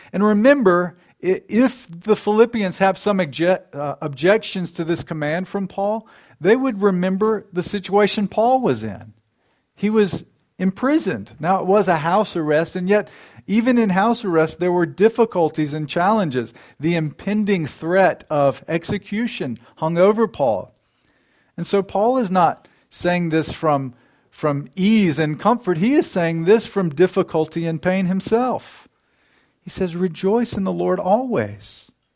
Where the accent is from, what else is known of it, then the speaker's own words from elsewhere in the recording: United States; we as American Christians